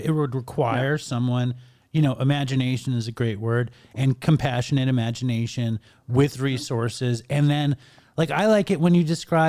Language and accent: English; New York City, New York, United States; I'm from Manhattan